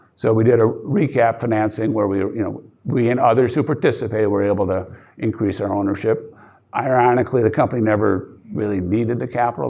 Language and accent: English; outside Chicago, Wisconsin, Midwest, United States; I grew up outside Chicago and then went to a high school in Lilton, Wisconsin, five thousand people.